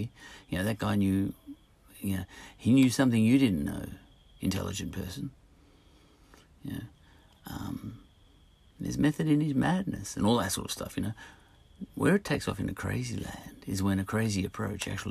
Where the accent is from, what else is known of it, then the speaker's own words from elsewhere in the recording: Australia; I'm an Australian